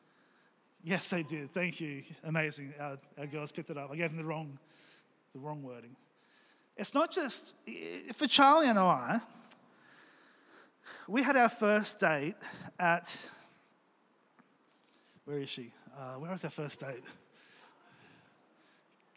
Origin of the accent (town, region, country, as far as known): Australia